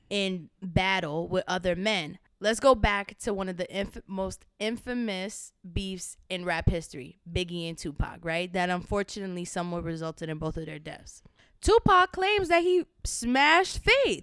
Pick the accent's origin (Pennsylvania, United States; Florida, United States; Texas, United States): Florida, United States; Miami; moved away as an adult; now in New York City, United States; I'm originally from Miami, Florida. I moved to New York City this just past May